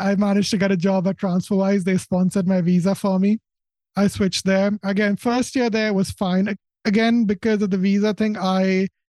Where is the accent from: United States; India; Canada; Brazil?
India; now in United Kingdom; I was born in India, so I was an Indian citizen, which meant I was here in the UK on a work visa.